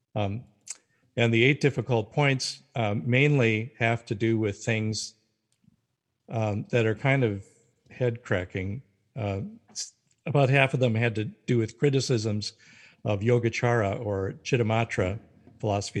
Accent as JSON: {"language": "English", "region": "North Dakota", "country": "United States", "tie": "born or raised there", "also_born_or_lived": "Carlisle, Pennsylvania", "moved": "as an adult", "said": "I was raised in North Dakota as a Lutheran"}